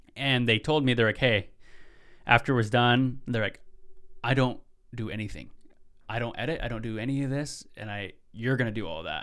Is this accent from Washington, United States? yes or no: yes; Tulalip, Washington, United States; now in Seattle, United States; I'm over from Tulalip. That's where my tribe's from